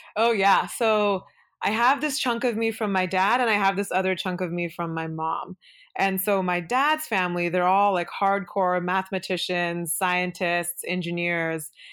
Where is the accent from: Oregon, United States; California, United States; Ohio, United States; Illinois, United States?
Oregon, United States; Beaverton; first language Kannada; English is a second language; also born or lived in Udupi, Karnataka, India; I grew up in Beaverton, which is a suburb of Portland